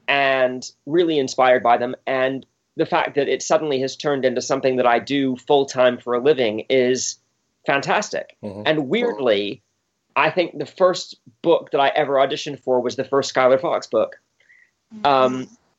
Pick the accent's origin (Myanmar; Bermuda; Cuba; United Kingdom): Bermuda; I grew up in Bermuda of all places, which is a British colony.